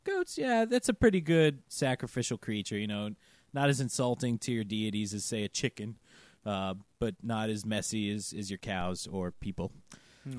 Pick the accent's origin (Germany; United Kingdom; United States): United States; Georgia; that's my home state